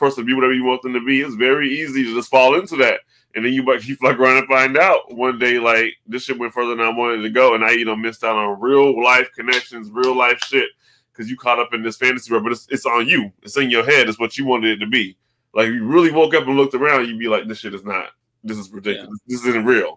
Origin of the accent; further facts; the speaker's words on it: Texas, United States; I grew up in Texas